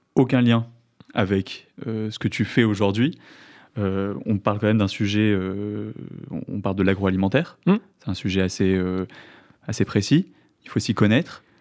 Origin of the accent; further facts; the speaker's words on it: Marseille, Provence-Alpes-Côte d'Azur, France; je viens de Marseille